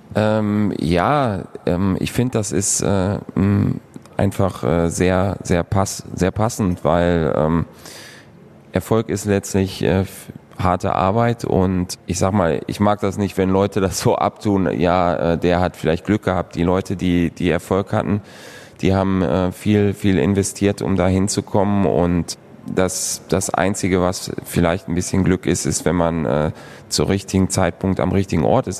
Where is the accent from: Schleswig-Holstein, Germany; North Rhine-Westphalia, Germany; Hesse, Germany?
North Rhine-Westphalia, Germany; Moers; also born or lived in San Jose; now in Krefeld, Germany; Stadtmitte. Ich bin auf der Landwehrstraße ähm, aufgewachsen